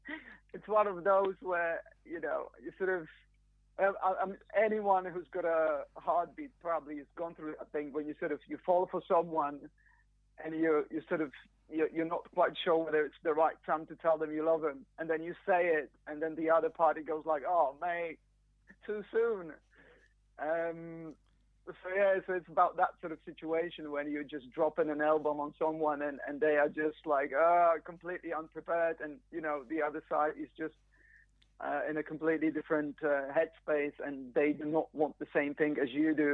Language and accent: English; Poland; English is a second language; now in United Kingdom; I mean, I've lived here been here for 20 years now, so I guess I'm sort of... I'm more British than I'm Polish.